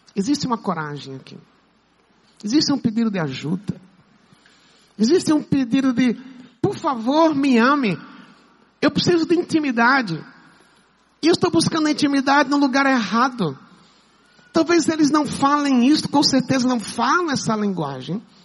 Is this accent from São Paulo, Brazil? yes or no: no; Pernambuco, Brazil; moved away; também sou, sou pernambucano